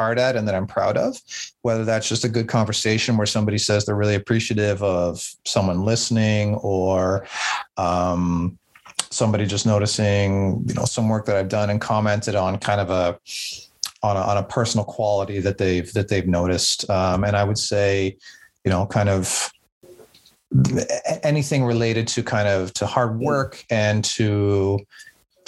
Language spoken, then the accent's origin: English; Southern Ontario, Canada; also born or lived in Nova Scotia; mostly grew up in Southern Ontario, but I also went out to Nova Scotia in Canada for 4 years when I was in university.